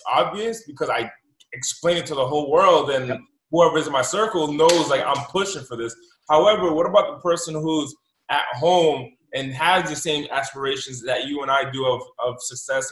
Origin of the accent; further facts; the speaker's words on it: United States; my parents came from Haiti, but, you know, the stories I've heard is limited, and I was born in the United States